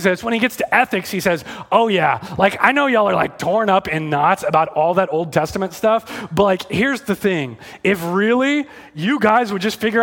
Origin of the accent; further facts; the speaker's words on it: Texas, United States; I'm from Texas. I really am from Texas.